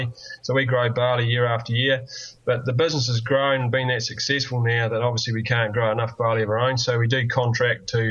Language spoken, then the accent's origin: English; New Zealand; you come back to little old New Zealand here